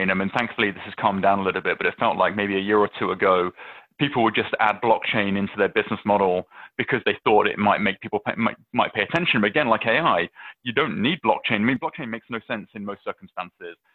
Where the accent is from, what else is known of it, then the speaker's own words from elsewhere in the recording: United Kingdom; moved away; I, I'm I'm British. I will always be British. I, lo- I love going back